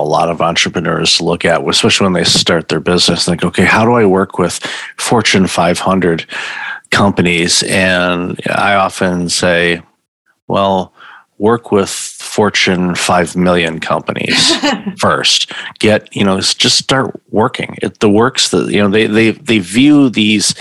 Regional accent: Detroit, Michigan, United States; moved away; I'm originally from Detroit.

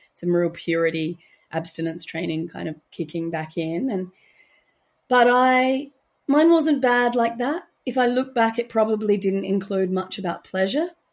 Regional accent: Adelaide, South Australia, Australia; moved away; Fucking Adelaide, which is about my hometown

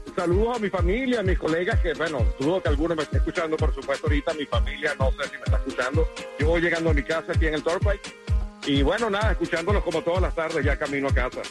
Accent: Venezuela; moved away; en mi país soy locutor, soy de Venezuela

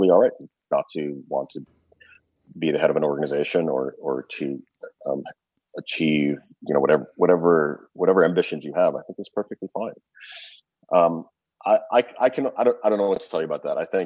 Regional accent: Canada; I grew up in Canada

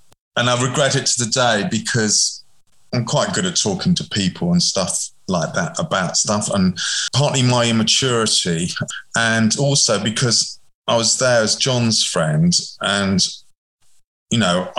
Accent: England, United Kingdom; But I'm English, of course, so I totally understand how this works.

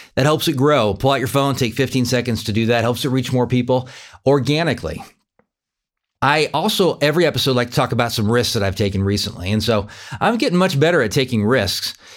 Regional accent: California, United States; I grew up in California, and I lived in the same house from zero to eighteen

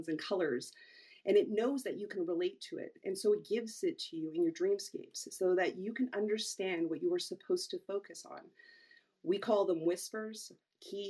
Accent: Toronto, Ontario, Canada; I hail from Toronto, Ontario, Canada

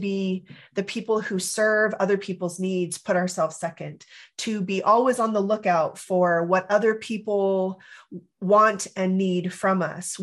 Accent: California, United States; I grew up in California

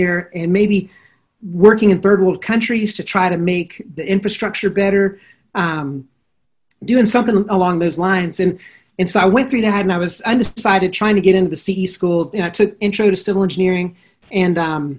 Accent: Atlanta, Georgia, United States; also born or lived in Pennsylvania; I was born here in Atlanta, one of the few natives here

